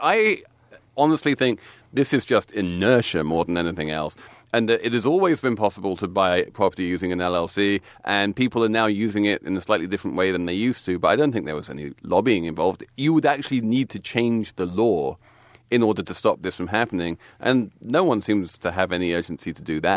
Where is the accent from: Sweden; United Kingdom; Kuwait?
United Kingdom; England; now in New York, United States; I'm English